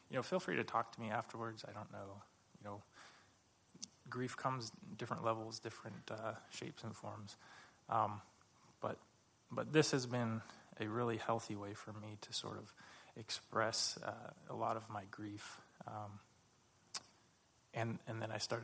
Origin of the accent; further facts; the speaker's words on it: California, United States; moved away as an adult; I grew up in California, and we moved here about almost 2 years ago.